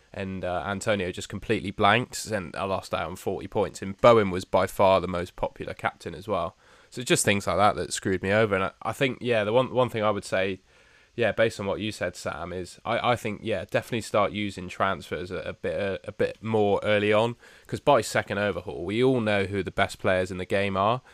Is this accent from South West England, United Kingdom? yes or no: yes; Somerset, South West England, United Kingdom; moved away; the local pub of my hometown